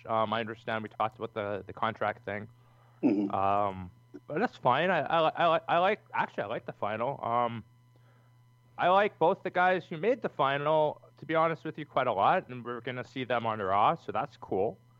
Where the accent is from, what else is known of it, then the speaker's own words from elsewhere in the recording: Canada; We're Canadians